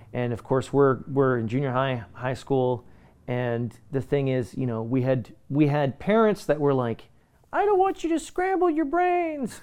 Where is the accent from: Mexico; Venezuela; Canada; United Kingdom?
Canada; I'm from Canada.